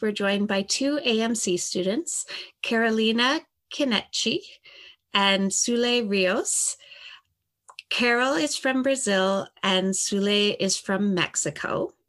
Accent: Kingston, Ontario, Canada; I am actually from Kingston originally, so I haven't gone anywhere outside of my comfort zone for school

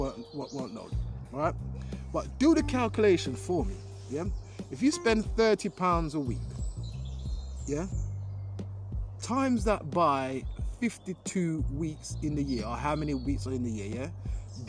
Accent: Jamaica; now in London, United Kingdom; growing up in Jamaica

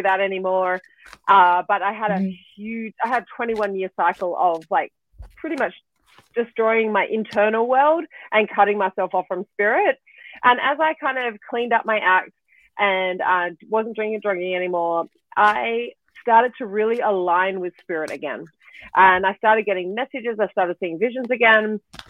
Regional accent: Australia; moved away; I am originally Australian

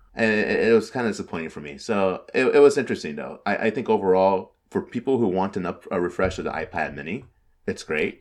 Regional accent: California, United States; being from California

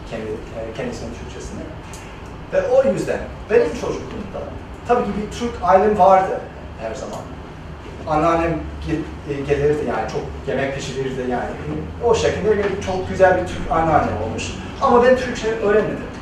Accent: Los Angeles, California, United States; Turkish is a second language; moved away as an adult; now in Turkey; Los Angeles'ta, Los Angeles, California'da doğup büyüdüm ben. Ee, ama ismimden anlaşıldığı gibi yani Türk ailesinin yani, e, ailenin bir parçası Türk Ee, anneannem İzmirli.

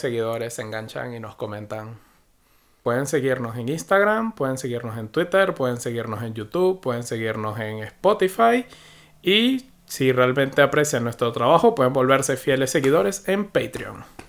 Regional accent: Venezuela; moved away as an adult; also born or lived in United Kingdom; Yo nunca he usado blocker hasta que salí de Venezuela

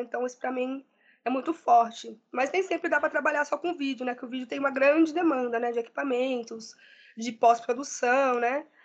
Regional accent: Limeira, São Paulo, Brazil; also born or lived in São Bernardo do Campo; now in Diadema, Brazil; Sou nascida em São Paulo, mas me criei muito tempo no interior, em Limeira, e atualmente estou aqui em São Bernardo, né, em Diadema.

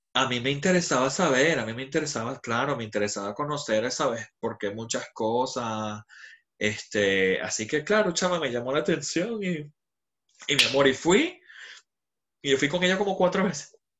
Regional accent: Venezuela; also born or lived in Dubai; now in London, United Kingdom; Yo soy venezolano, 100%

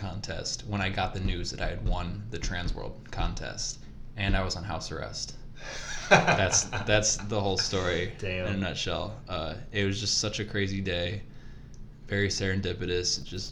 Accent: United States; I'm American. My family heritage comes from England, Scotland, some Germany

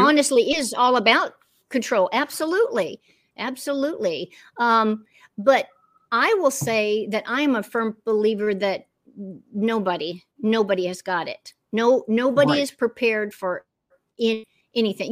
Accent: Orlando, Florida, United States; moved away as an adult; also born or lived in Western North Carolina; now in North Carolina, United States; I'm a Florida girl through and through

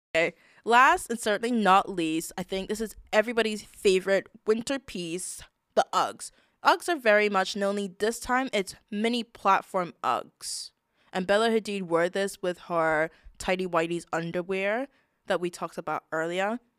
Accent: United Kingdom; We're British

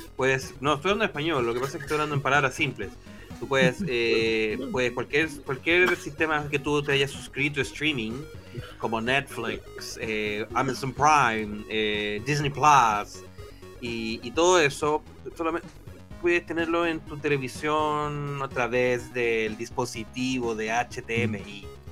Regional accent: Chile; yo soy chileno

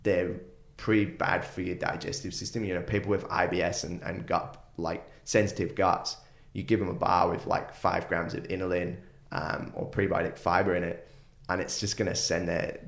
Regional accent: United Kingdom; now in Gold Coast, Australia; me being from the UK

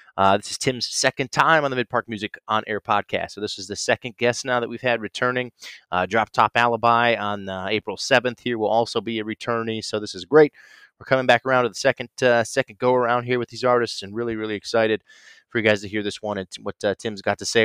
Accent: Ohio, United States; my home state of Ohio

